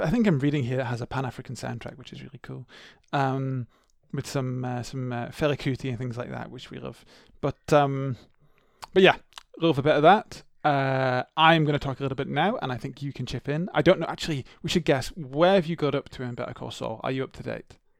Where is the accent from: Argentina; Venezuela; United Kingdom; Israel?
United Kingdom; England; growing up in the English schooling system, we were not taught about the Troubles